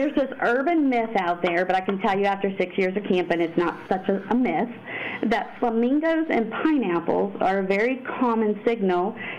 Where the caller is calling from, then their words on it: Ohio, United States; I live in Ohio, southeastern Ohio.